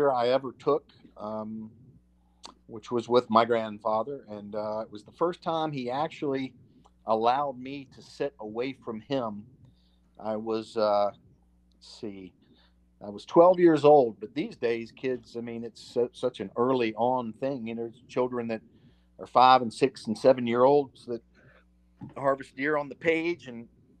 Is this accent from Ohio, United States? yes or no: no; Roanoke, Virginia, United States; I'm from Roanoke, born and raised, my folks are from here. I reside here